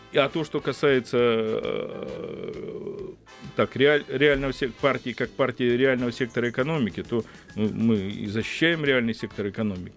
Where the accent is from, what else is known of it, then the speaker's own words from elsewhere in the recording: Krasnodar Krai, Russia; moved away; я сам родился и вырос в селе, в благодатном крае, я родился на Кубани и вырос